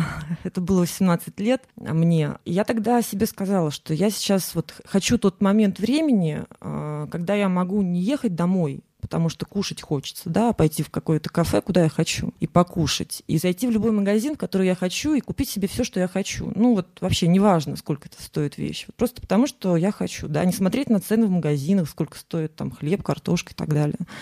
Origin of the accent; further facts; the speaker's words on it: Saint Petersburg, Russia; я из Санкт-Петербурга